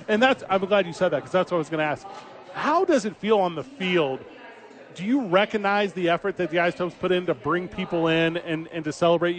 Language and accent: English; St. Louis, Missouri, United States; moved away as an adult; also born or lived in Washington State; now in Albuquerque, United States; I'm 38. My brother's 37. I grew up in St. Louis, Missouri. I go away to college. I'm on the West Coast, right?